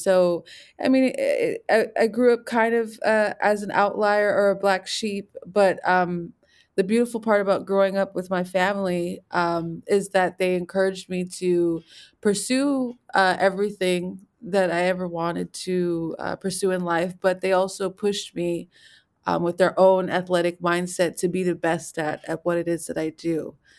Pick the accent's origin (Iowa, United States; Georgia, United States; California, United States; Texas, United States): California, United States; Los Angeles; I am from Los Angeles, California, specifically a neighborhood called Chavez Ravine.